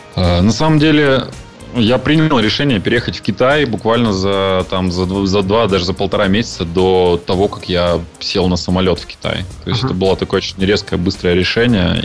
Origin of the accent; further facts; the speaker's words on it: Yekaterinburg, Sverdlovsk Oblast, Russia; moved away as an adult; now in China; я родился и вырос в Екатеринбурге